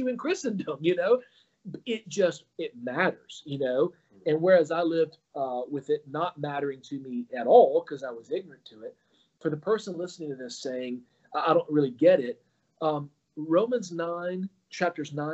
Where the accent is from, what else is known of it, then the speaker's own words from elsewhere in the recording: Alabama, United States; I was raised in Alabama, not the Jewish epicenter of the world